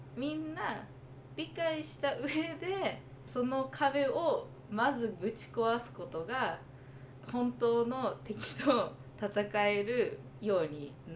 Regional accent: United States; 私もアメリカで育って

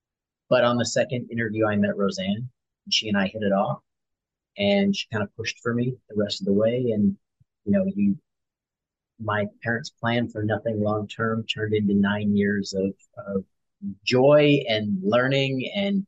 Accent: Long Beach, California, United States; born there; So I was born in Long Beach, California.

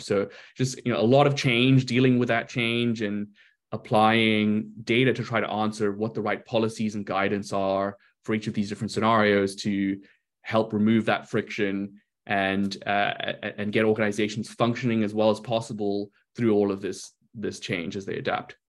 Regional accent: South Africa; moved away as an adult; also born or lived in Brazil / London, United Kingdom / Spain / New York, United States; now in Seattle, United States; I was born in Brazil lived earlier part of my life there, and uh, and then went to South Africa, uh, went through school in South Africa to university there

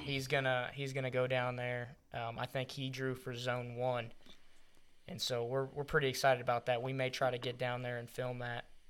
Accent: Missouri, United States; I'm from Missouri

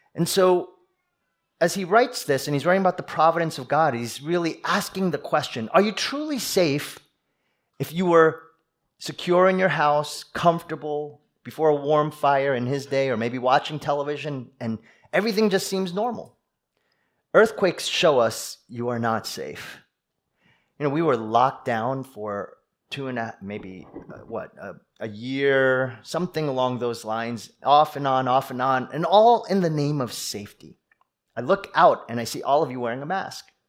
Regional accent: East Coast, United States; moved away; I'm from the East Coast. We East Coasters

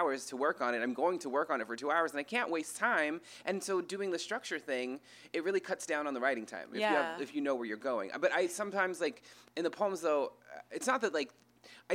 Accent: United States; I'm from an Indian reservation

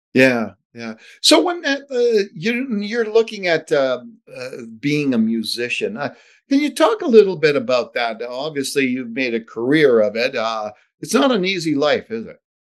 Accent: Chicago, Illinois, United States; now in Edmonton, Canada; born and raised in Chicago, Illinois

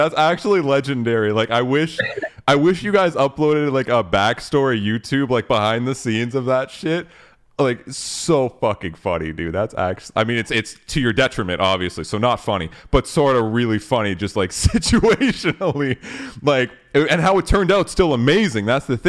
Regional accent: Canada; We're Canadian, right?

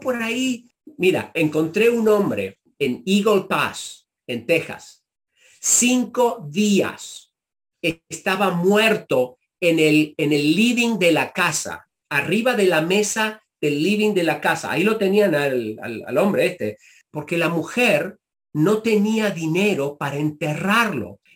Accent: Argentina; moved away as an adult; also born or lived in Chicago, United States; now in United States; me vuelvo a la Argentina

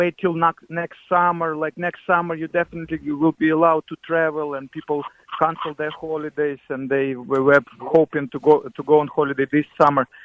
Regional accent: Ukraine; now in Ireland; I'm from Ukraine myself

